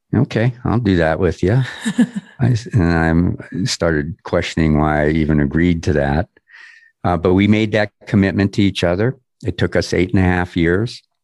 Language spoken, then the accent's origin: English; Erie, Pennsylvania, United States; also born or lived in Los Angeles; now in Denver, United States; my hometown, which is Erie, Pennsylvania, a little suburb called Harbor Creek